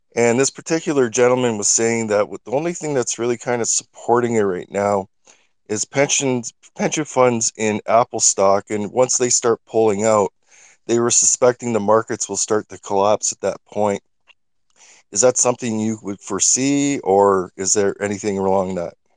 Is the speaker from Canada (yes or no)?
yes; Canada; I'm from Canada